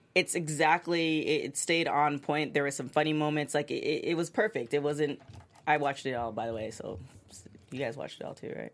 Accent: Toronto, Ontario, Canada; moved away; I'm originally from Toronto

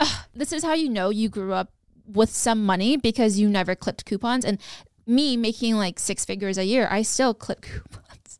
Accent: West Sacramento, California, United States; also born or lived in New York City; I grew up in Broderick in Section Eight

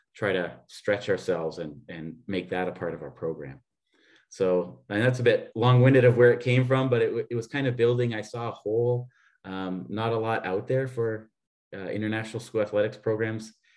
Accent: Canada; moved away as an adult; now in Vienna, Austria; I'm a Canadian uh, living here in Austria. Um, for 22 years now

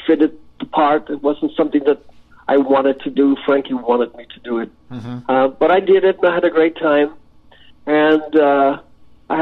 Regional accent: Ireland; I'm an Irish lad, you know, came from nothing

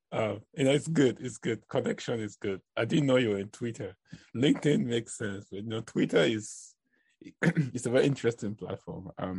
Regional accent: Cameroon; moved away; I grew up in Cameroon, West Africa

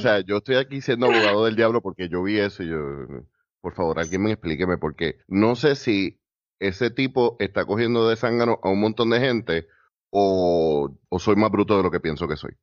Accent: Puerto Rico

